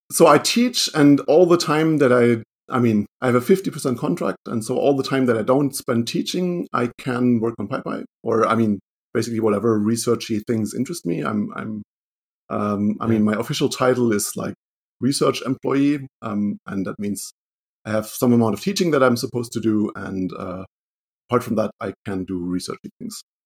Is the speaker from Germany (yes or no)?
yes; Germany; I'm from Germany. I live in Duisburg, Germany, which is close to the Dutch border